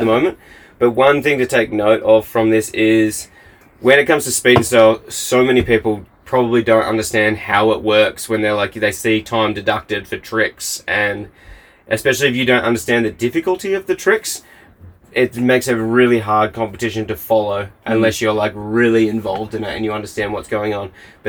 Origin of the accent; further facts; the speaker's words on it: Australia; moved away as an adult; now in Queenstown, New Zealand; as an Australian